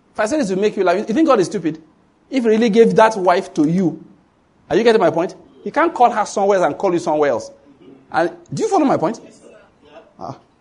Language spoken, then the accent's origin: English; Nigeria; I come from Nigeria